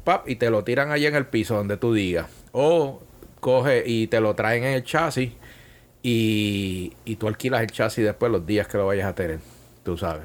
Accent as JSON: {"language": "Spanish", "town": "Bayamón", "country": "Puerto Rico", "tie": "born or raised there", "also_born_or_lived": "San Juan / Italy", "moved": "as an adult", "said": "Bayamón, donde yo nací y crecí"}